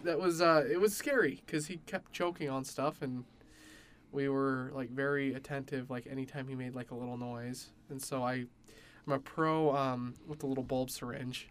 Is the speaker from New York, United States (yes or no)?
no; Utah, United States; I grew up in Utah County